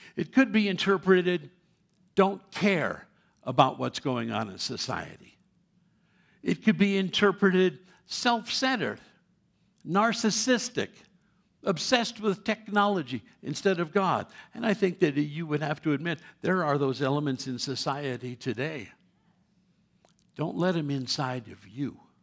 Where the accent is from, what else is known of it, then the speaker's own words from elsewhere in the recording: New York City, New York, United States; moved away; I was born in New York City many years ago